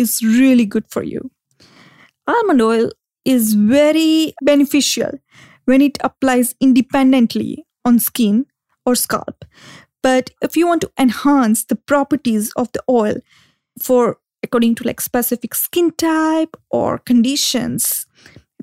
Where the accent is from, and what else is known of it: India